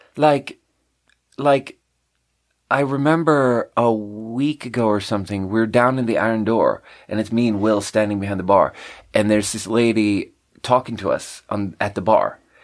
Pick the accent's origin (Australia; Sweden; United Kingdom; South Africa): Sweden; moved away as an adult; also born or lived in China; now in United States; growing up in Sweden